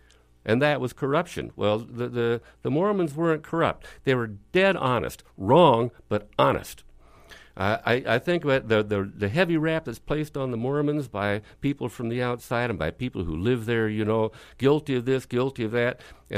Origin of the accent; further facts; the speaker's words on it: Salt Lake City, Utah, United States; also born or lived in Cleveland, Ohio; Well, I grew up in Salt Lake, as after we left Cleveland, Ohio in 1947. Grew up among the Mormons, got to Salt Lake in 1947